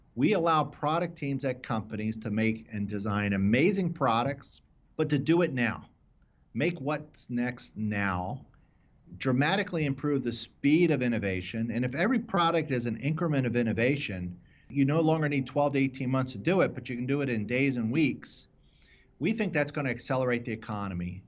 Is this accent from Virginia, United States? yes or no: no; Philadelphia, Pennsylvania, United States; I grew up in the, in the suburbs of Philadelphia